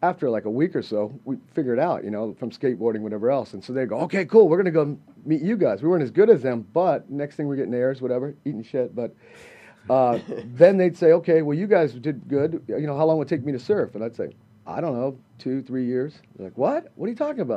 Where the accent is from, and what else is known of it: Southern California, United States; born or raised there